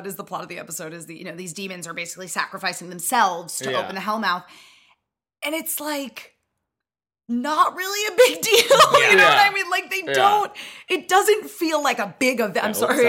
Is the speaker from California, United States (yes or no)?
no; Connecticut, United States; I grew up in Connecticut, so I also grew up just in a forest.